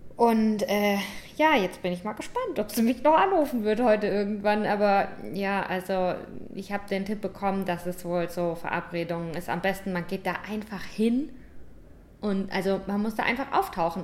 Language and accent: German; St. Leon-Rot, Baden-Württemberg, Germany; moved away as an adult; now in Cape Verde; Ich komme aus St. Leon Roth